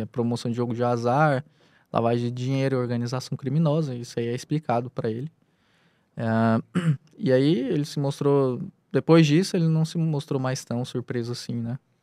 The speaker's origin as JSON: {"language": "Portuguese", "town": "Anápolis", "region": "Goiás", "country": "Brazil", "moved": "yes", "lives_now": "Piauí, Brazil", "said": "sou originário do, do estado de Goiás, da cidade de Anápolis"}